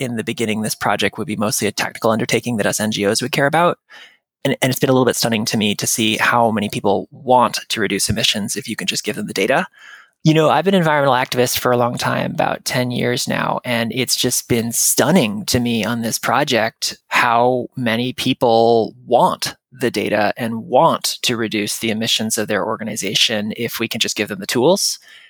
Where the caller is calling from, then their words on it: Williamstown, Massachusetts, United States; I'm in Western Massachusetts right now, Williamstown, Mass.